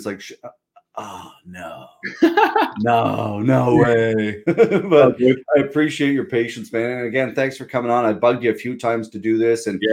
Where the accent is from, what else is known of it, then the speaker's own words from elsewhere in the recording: Pictou, Nova Scotia, Canada; I remember growing up playing hockey, I'm a Pictou boy